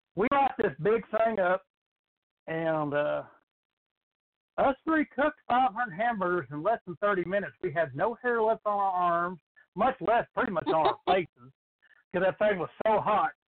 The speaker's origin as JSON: {"language": "English", "region": "New Mexico", "country": "United States", "tie": "born or raised there", "moved": "yes", "lives_now": "Texas, United States", "said": "I live in Texas now. I've lived in Texas for oh, I don't know, 25, 26 years. So mm-hmm. growing up where I grew up, I grew up in New Mexico"}